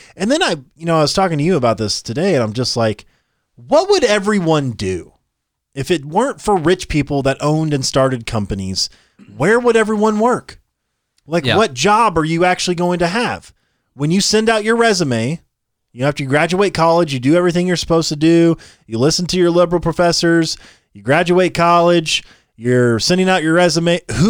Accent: California, United States; born there; I was born in Alameda County.

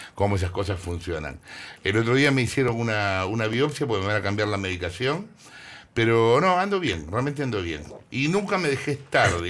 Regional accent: Argentina; soy, soy re argentino

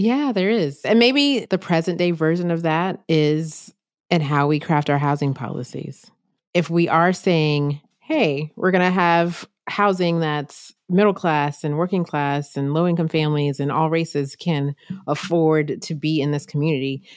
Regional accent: North Carolina, United States; my home state, North Carolina

